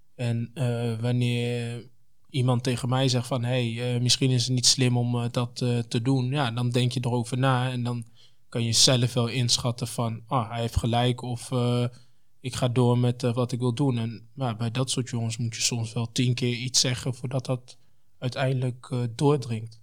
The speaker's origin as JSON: {"language": "Dutch", "town": "Apeldoorn", "region": "Gelderland", "country": "Netherlands", "tie": "born or raised there", "also_born_or_lived": "Congo", "said": "omdat ik ook gewoon uit Apeldoorn kom"}